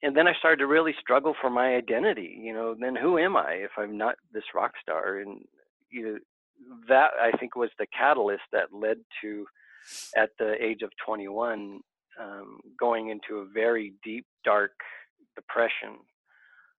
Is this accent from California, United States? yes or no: yes; Southern California, United States; I grew up in Southern California.